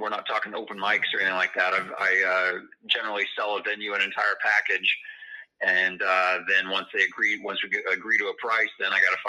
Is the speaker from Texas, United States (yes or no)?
no; rural Iowa, United States; moved away as an adult; now in Illinois, United States; boy from small town in rural Iowa